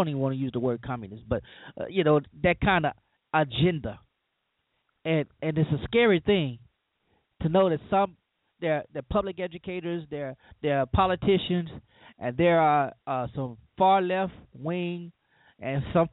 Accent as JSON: {"language": "English", "region": "Louisiana", "country": "United States", "moved": "yes", "lives_now": "Mississippi, United States", "said": "I live in the South. I'm from Louisiana, and I live in Mississippi now"}